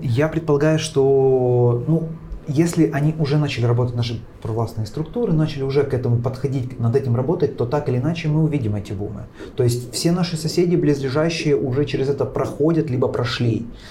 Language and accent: Russian; Kyiv, Ukraine; как киевлянин я могу сказать